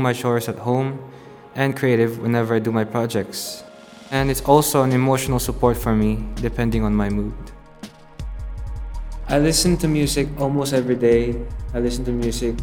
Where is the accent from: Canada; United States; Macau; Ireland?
Macau; I'm from Macau, born and raised.